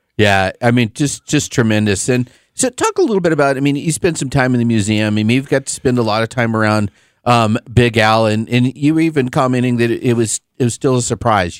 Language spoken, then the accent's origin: English; Albuquerque, New Mexico, United States; I'm from Albuquerque